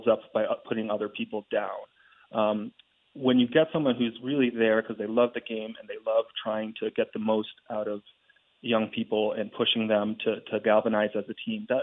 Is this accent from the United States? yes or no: yes; Northeast, United States; I'm from the Northeast